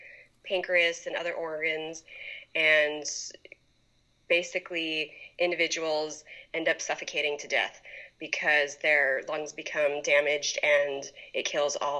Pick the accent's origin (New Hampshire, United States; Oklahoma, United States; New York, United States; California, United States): California, United States; Poway; I grew up in Poway.